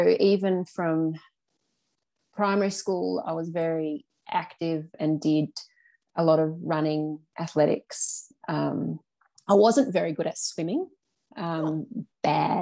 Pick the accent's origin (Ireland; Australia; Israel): Australia; Launceston, Tasmania; moved away as an adult; also born or lived in Cressy, Tasmania / Riverside, Tasmania; now in Canberra, Australia; I was born in Launceston in Tasmania in way back 1981. I am. And I have lived all of my life in northern Tasmania